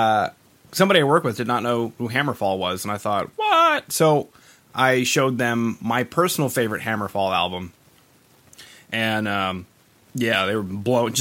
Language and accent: English; Canada; Being Canadian, we are home to one of the best like 25-minute songs ever